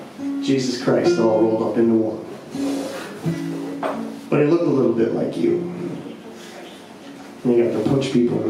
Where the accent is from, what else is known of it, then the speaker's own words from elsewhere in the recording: Detroit, Michigan, United States; my hometown, Detroit, Michigan